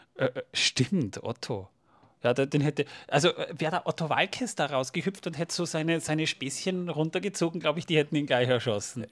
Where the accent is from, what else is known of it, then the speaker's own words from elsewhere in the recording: Austria; bei uns in Österreich